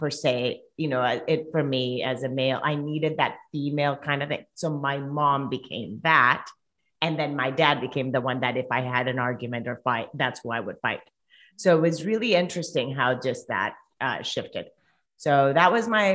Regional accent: Colombia; first language Spanish; English is a second language; moved away as an adult; now in United States; I'm originally from Colombia. So if you guys hear an accent, I do live in the States, but if you hear an accent, it's because I'm from Colombia. So Spanish is my first language

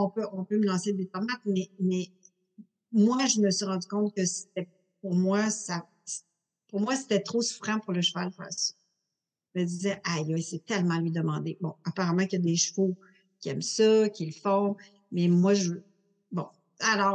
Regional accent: Montreal, Quebec, Canada; Je suis née à Montréal

